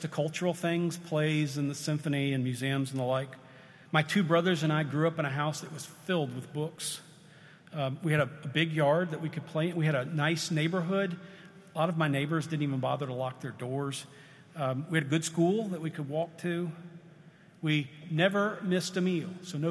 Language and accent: English; United States; I'm an American